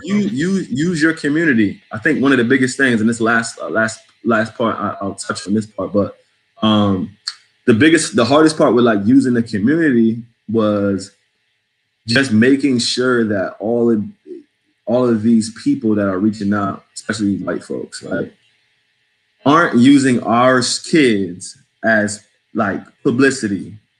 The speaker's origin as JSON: {"language": "English", "region": "New England", "country": "United States", "also_born_or_lived": "New Jersey / Connecticut", "accent": "New England", "moved": "yes", "lives_now": "Washington, D.C., United States", "said": "like I sound like I'm from New England. I'm a New England boy."}